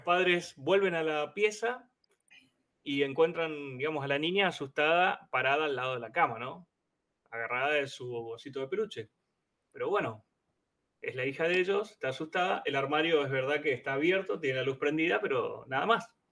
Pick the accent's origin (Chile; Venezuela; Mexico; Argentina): Argentina; Chaco; also born or lived in Boedo, Buenos Aires; now in Buenos Aires, Argentina; se sabe que soy un chaqueño